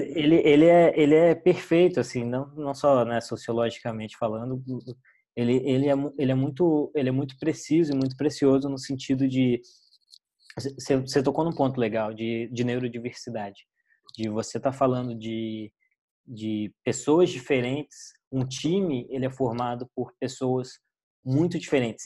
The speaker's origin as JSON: {"language": "Portuguese", "town": "Brasília", "region": "Federal District", "country": "Brazil", "moved": "yes", "said": "Eu sou brasiliense"}